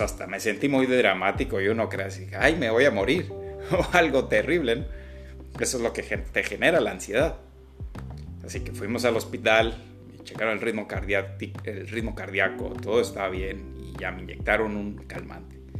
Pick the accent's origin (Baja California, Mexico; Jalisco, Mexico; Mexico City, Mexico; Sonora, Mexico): Sonora, Mexico; Agua Prieta; aquí en, mi tierra, en Sonora, en la ciudad de Agua Prieta